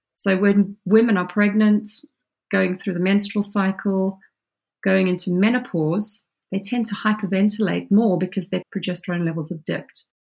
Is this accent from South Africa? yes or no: yes; South Africa; now in United Kingdom; I grew up as a child in South Africa